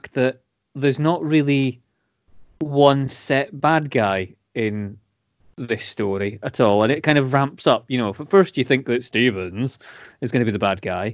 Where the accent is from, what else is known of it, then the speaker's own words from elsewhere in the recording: Scotland, United Kingdom; I'm Scottish